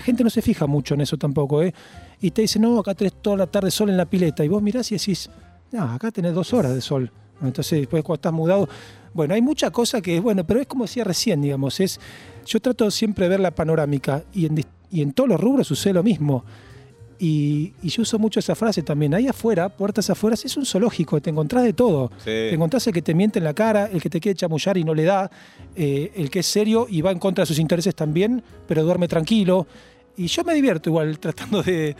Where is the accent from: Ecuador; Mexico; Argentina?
Argentina; Vicente López, Buenos Aires Province; also born or lived in Olivos / Belgrano; now in Tigre, Argentina; Yo nací en Vicente López, en Florida, nací. Ahí viví los primeros 16, 17 años